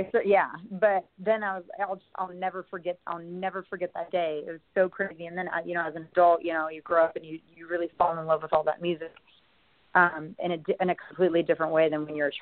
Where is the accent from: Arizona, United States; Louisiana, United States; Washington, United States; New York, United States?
Washington, United States; Seattle; moved away as an adult; also born or lived in Hawaii; when I was growing up there